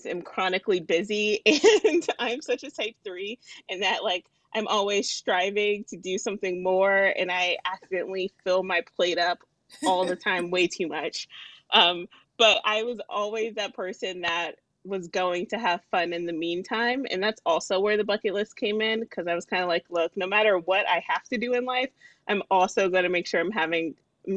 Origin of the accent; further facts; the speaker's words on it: Alexandria, Virginia, United States; I am from Alexandria, Virginia. I grew up here, which is right outside the D.C. area